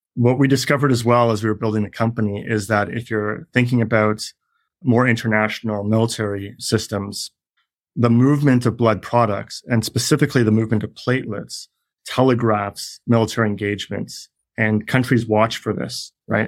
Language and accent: English; Canada; moved away; I'm Canadian.